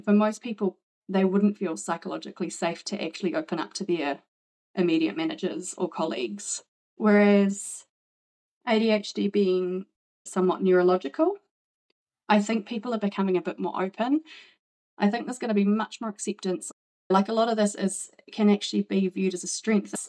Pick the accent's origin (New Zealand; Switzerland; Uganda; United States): New Zealand; moved away as an adult; now in Brisbane, Australia; I'm originally from New Zealand, but I live now in Brisbane, which I've been here for 14 years.